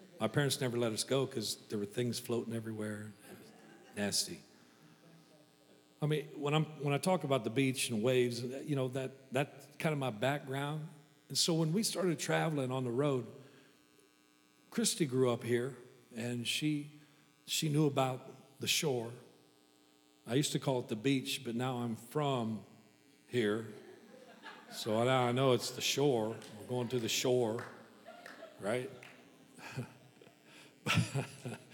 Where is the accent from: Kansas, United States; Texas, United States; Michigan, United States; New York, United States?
Kansas, United States; I'm from Kansas.